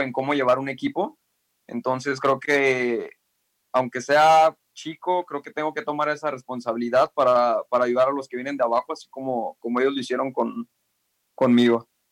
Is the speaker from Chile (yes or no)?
no; El Salto, Jalisco, Mexico; yo soy de, del Salto, Lomas del Verde, se llama la colonia